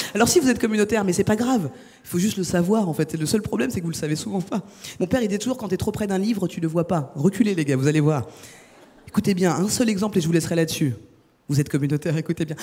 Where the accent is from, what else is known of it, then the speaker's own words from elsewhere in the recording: France; je suis française.